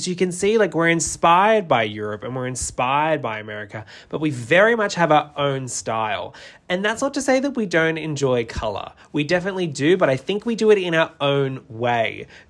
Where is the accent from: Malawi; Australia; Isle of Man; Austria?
Australia; New South Wales; now in Melbourne, Australia; Like, I'm originally from New South Wales and moved down to Melbourne